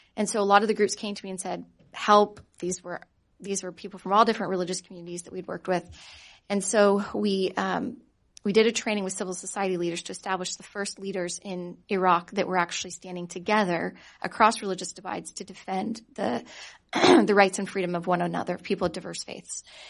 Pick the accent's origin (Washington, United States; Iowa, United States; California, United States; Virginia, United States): California, United States; I'm from California